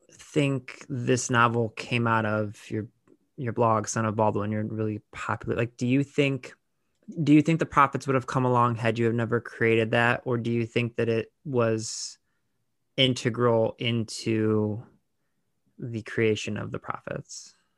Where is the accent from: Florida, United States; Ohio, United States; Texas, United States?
Ohio, United States; Lorain; I'm from Laredo, Ohio, where Toni Morrison is from